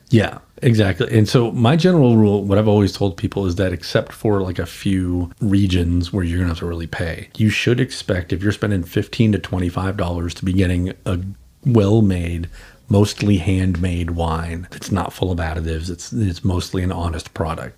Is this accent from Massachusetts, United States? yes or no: yes; Boston, Massachusetts, United States; moved away as an adult; also born or lived in New Orleans; I'm from Boston